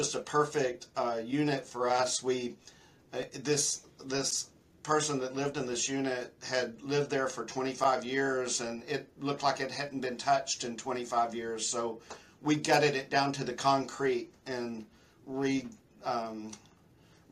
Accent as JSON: {"language": "English", "area": "outside of Fort Worth, Dallas", "region": "Texas", "country": "United States", "tie": "born or raised there", "also_born_or_lived": "San Antonio, Texas", "lives_now": "Houston, United States", "said": "I grew up outside of Fort Worth, Dallas, moved to San Antonio to go to medical school"}